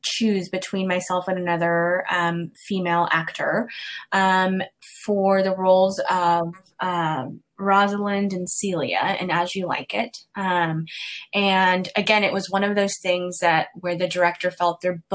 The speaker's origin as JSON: {"language": "English", "town": "Dallas", "region": "Texas", "country": "United States", "tie": "born or raised there", "said": "I grew up in East Dallas"}